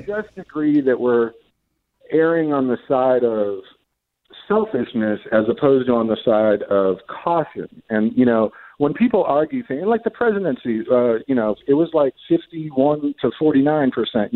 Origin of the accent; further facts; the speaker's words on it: St. Louis, Missouri, United States; I'm from St. Louis. I love St. Louis.